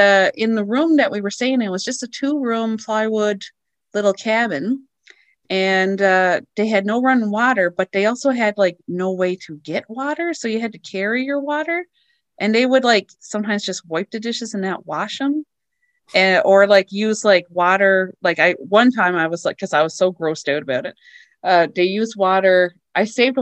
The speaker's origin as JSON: {"language": "English", "region": "Newfoundland and Labrador", "country": "Canada", "tie": "born or raised there", "also_born_or_lived": "White Point / Fox Harbour", "moved": "yes", "said": "I grew up in Labrador"}